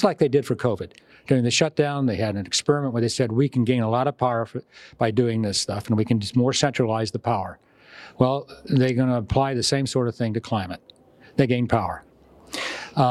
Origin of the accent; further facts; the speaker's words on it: Texas, United States; I'm from Texas